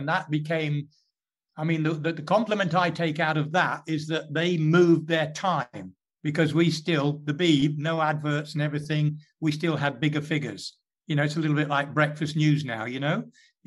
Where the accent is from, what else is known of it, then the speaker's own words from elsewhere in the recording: England, United Kingdom; I was born in England.